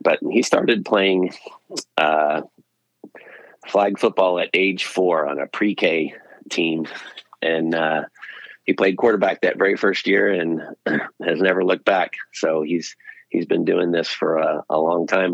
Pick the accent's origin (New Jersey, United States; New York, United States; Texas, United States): Texas, United States; Pearland; also born or lived in Austin, Texas; I grew up in Houston, outside Houston in Pearland